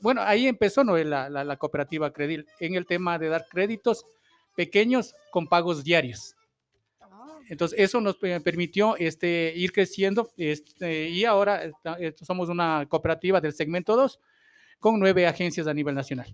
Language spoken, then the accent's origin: Spanish; Ambato, Tungurahua, Ecuador; como parte de, de, de esa ciudad, soy ambateño